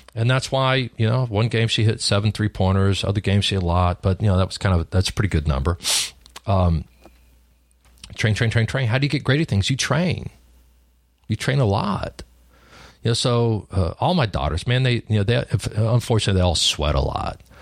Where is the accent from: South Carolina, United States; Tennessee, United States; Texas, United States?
Texas, United States; Lubbock; I grew up in Lubbock, Texas, on a cotton farm.